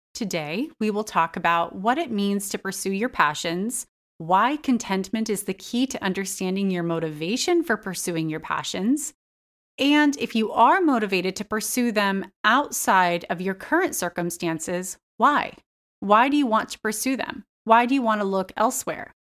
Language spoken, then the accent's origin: English; United States; I just absorbed over years of being an American